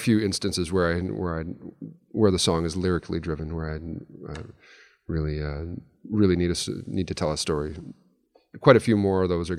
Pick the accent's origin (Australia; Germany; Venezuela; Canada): Canada; Yellowknife, Northwest Territories; now in Edmonton, Canada; I do still define myself as a Yellowknifer. I grew up there.